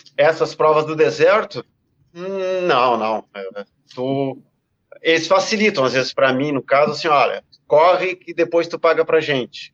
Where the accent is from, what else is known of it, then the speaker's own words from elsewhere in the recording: South Region, Brazil; no Extremo Sul, né, e, e dentro da minha terra